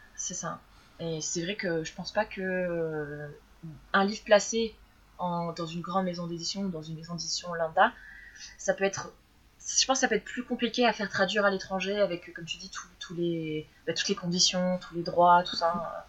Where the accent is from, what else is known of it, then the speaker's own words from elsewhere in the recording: France; quand on est français